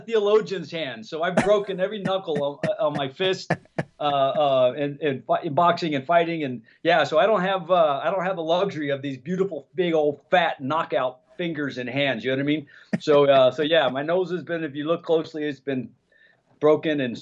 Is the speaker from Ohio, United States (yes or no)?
yes; Columbus, Ohio, United States; born or raised there; moved away